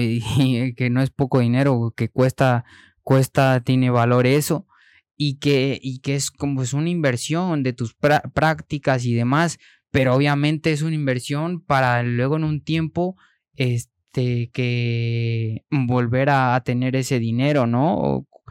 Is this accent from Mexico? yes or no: yes; Mexico; moved away; also born or lived in Spain; siendo mexicano